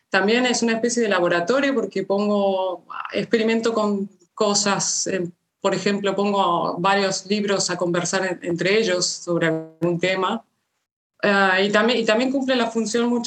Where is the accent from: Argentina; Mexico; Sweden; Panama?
Argentina; also born or lived in Málaga; now in Barcelona, Spain; Pero bueno, antes venía de Málaga porque con mi familia nos trasladamos en el año 96 desde Argentina a Málaga y allí estudié filología hispánica. O sea que realmente a Barcelona llegué continuando mi carrera académica, un poco por esto.